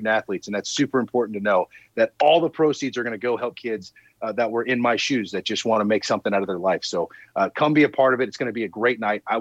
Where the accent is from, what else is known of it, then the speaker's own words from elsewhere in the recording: Southern California, United States; moved away as an adult; also born or lived in El Paso; I grew up in Southern California, flip flops and palm trees. You know what I mean? And so to go from the Southern California life to the El Paso life, which is completely different culture, completely different way of living.